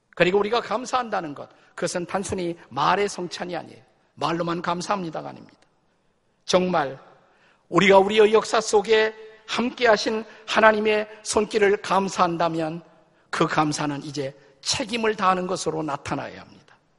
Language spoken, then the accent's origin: Korean; South Korea; 우리 한국 사람은